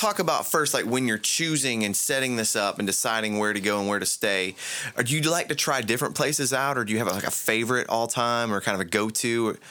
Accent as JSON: {"language": "English", "region": "Central Florida", "country": "United States", "tie": "born or raised there", "said": "my experience growing up in Central Florida"}